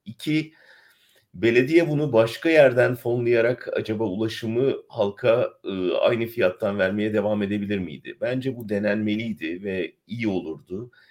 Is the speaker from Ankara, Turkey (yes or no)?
yes; Ankara, Turkey; ben Ankaralıyım, Ankara'da ailem var